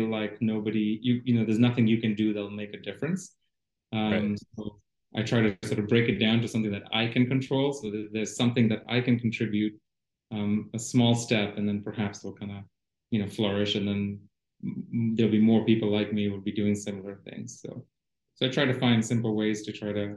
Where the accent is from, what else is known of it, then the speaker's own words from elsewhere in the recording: Mombasa, Mombasa County, Kenya; moved away as an adult; also born or lived in Worcester, Massachusetts / Chicago; now in United States; I was born and raised in Kenya